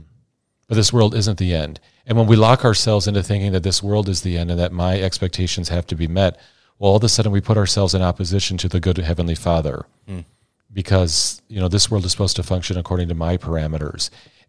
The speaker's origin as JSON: {"language": "English", "region": "Iowa", "country": "United States", "said": "But Father Travis, fellow Iowan, it's great to be with you here."}